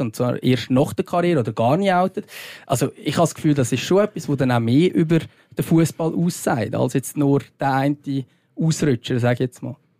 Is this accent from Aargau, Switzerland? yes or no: no; Lucerne, Switzerland; accent: Luzerner Dialekt; ich habe Luzerner Dialekt